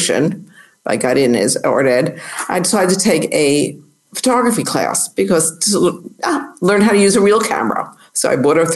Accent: North Massapequa, New York, United States; moved away as an adult; also born or lived in South Bronx, New York; I come from Long Island, the suburbs of New York City

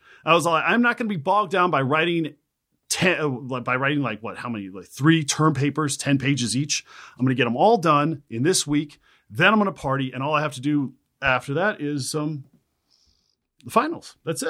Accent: Texas, United States; now in West Hollywood, United States; Texas originally.

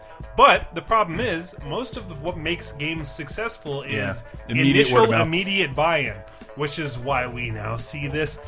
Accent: United States; I'm an American. I'm used to six-lane highways.

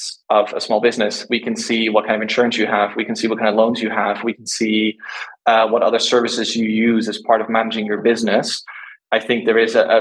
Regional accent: Netherlands; moved away; I'm originally from Holland. We're all very frugal over there

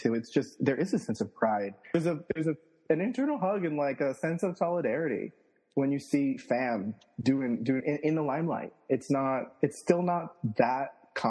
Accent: New York, United States; I'm Puerto Rican from the Bronx

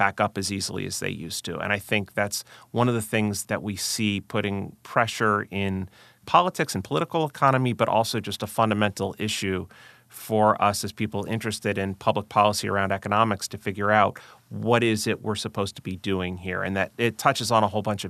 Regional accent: Long Island, New York, United States; I grew up on Long Island, just outside New York.

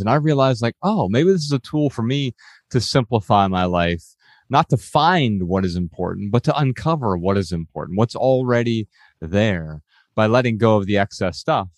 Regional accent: Dayton, Ohio, United States; We grew up in Dayton, Ohio

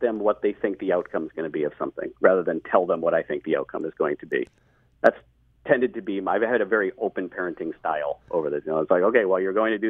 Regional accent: New England, United States; Yeah, I grew up in New England.

